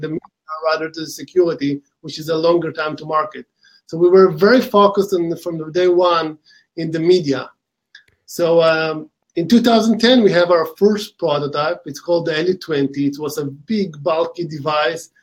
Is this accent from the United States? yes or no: no; Israel; accent: Israeli; we started the company in uh, Israel about 11 years ago. This where my accent from